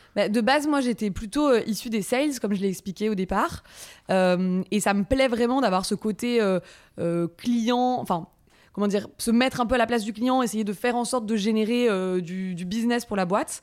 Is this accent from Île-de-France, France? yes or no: yes; Paris, Île-de-France, France; also born or lived in Montreal, Canada; je suis parisienne